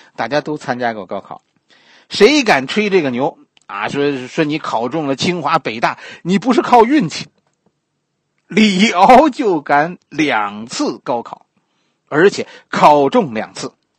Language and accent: Chinese; China; 咱们大陆这边的人